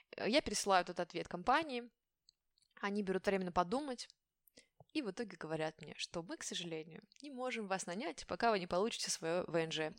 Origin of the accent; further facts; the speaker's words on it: Siberia, Russia; first language Russian; moved away as an adult; also born or lived in Moscow, Russia; now in France; я из Сибири